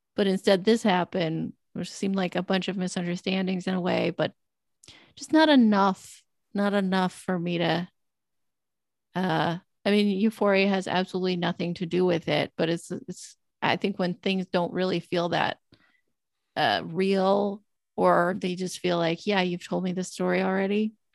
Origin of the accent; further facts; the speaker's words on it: Southern California desert, United States; growing up in Southern California desert